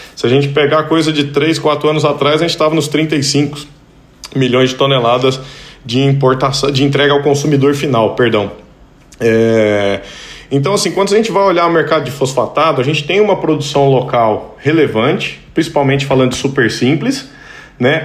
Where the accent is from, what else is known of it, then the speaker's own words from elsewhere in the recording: Pirapora, Minas Gerais, Brazil; moved away; also born or lived in Montes Claros, Brazil / Goiânia, Brazil; eu sou mineiro, nasci em Montes Claros, morei muitos anos em Pirapora, e mudamos pra Goiânia